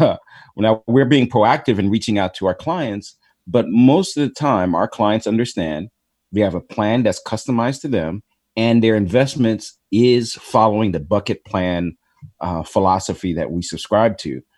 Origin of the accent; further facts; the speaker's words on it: Chicago, Illinois, United States; I was born in Chicago